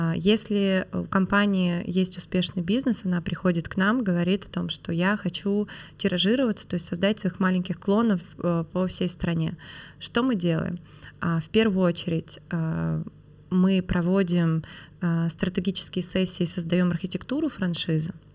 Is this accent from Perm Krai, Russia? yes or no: yes; Perm, Perm Krai, Russia; moved away as an adult; now in Moscow, Russia; Я выросла в Перми